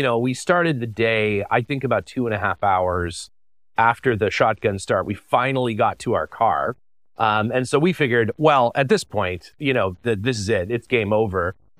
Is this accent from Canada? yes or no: yes; Canada